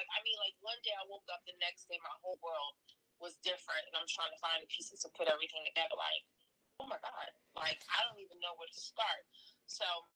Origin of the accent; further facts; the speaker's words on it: Baltimore, Maryland, United States; moved away as an adult; also born or lived in Brooklyn, New York / Panama (parents); My family and I moved to Baltimore, and that's where I was raised. So Baltimore is definitely my hometown.